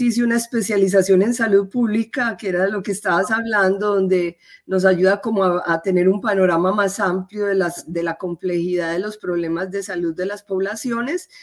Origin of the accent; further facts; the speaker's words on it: Medellín, Antioquia, Colombia; moved away as an adult; now in United States; yo soy eh, colombiana, soy de la ciudad de Medellín